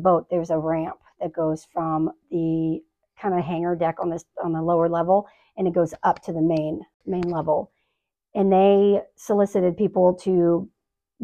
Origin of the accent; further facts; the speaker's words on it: Nebraska, United States; moved away as an adult; also born or lived in Jacksonville, North Carolina; I was raised in Nebraska on a farm.